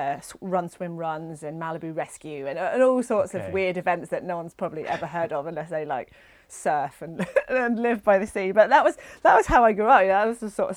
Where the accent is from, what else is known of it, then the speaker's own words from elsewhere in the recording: north coast of Cornwall, South West England, United Kingdom; moved away as an adult; now in Scotland, United Kingdom; I'm originally from Cornwall, the north coast of Cornwall. Okay. So that's where I was born and bred